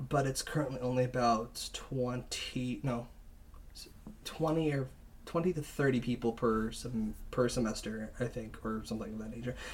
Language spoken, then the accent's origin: English; California, United States; actually, uh, I came from San Francisco area